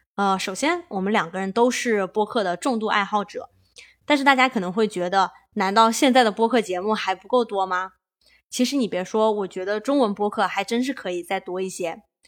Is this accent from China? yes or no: yes; China; moved away as an adult; now in California, United States; 我们土生土长的几个中国小青年在加州的生活体验